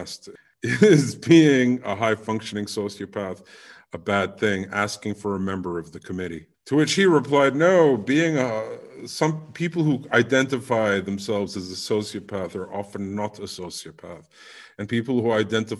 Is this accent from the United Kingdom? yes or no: yes; United Kingdom; As being a Brit